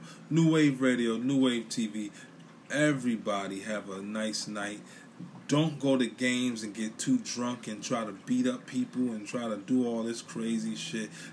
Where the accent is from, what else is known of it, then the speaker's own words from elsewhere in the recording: New York City, New York, United States; now in Philadelphia, United States; I'm from Brooklyn. I live in Philly